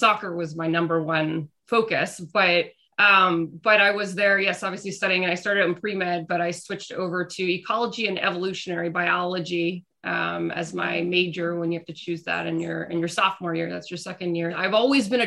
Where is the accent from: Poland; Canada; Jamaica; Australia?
Canada; Burlington, Ontario; moved away as an adult; also born or lived in New Jersey; I grew up in Burlington, Ontario